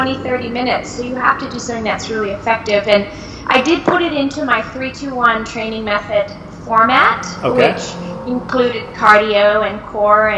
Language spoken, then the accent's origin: English; Brockville, Ontario, Canada; moved away as an adult; also born or lived in Germany / Toronto, Canada; I was raised in Brockville, Ontario, Canada